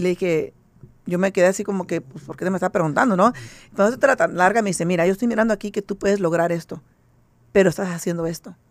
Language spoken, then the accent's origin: Spanish; San Jose, California, United States; moved away as an adult; now in Las Vegas, United States; yo, soy de San José, California